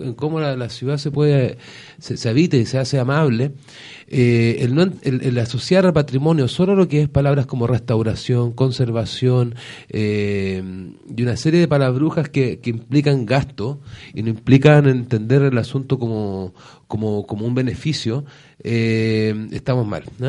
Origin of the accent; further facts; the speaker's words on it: Valparaíso, Chile; somos puros porteños. Eh, yo estudié en el Seminario de San Rafael, estudié después en la Universidad de Valparaíso, eh, vivo acá, mis, mis padres, mis abuelos, todo